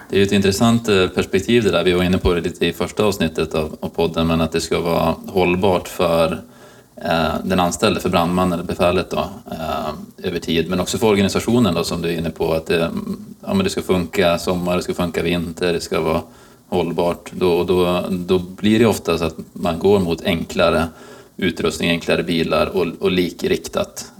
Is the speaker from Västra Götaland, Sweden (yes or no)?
no; Umeå, Västerbotten County, Sweden; moved away; som är Umebo i, i grunden